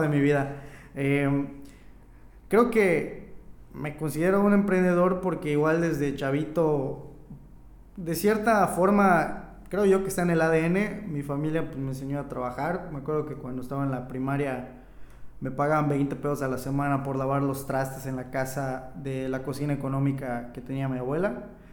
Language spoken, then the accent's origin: Spanish; Oxkutzcab, Yucatán, Mexico; moved away as an adult; now in Mérida, Mexico; Me fui de mi pequeño rancho, de mi pueblo a la ciudad.